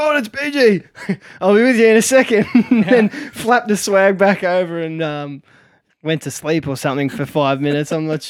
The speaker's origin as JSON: {"language": "English", "country": "Australia"}